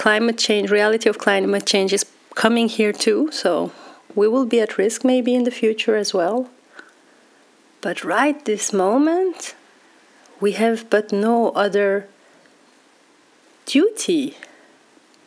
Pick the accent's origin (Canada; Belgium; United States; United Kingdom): Belgium; moved away as an adult; now in Amsterdam, Netherlands; I grew up in Belgium, and now being in Amsterdam